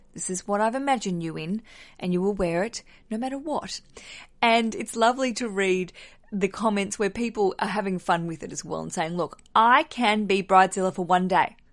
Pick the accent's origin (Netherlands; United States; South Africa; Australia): Australia; now in London, United Kingdom; as an Australian, I think in dollars, and I live in a country that works in pounds.